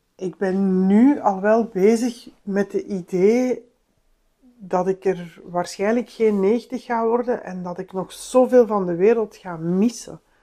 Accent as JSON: {"language": "Dutch", "town": "Antwerp", "region": "Flanders", "country": "Belgium", "moved": "yes", "said": "om daar ook als Antwerpenaar nu rond te lopen"}